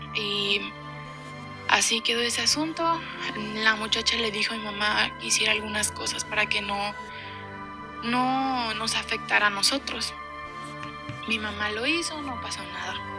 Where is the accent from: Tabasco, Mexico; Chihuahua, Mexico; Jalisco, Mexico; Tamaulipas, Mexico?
Jalisco, Mexico; Guadalajara; Yo soy de Guadalajara, Jalisco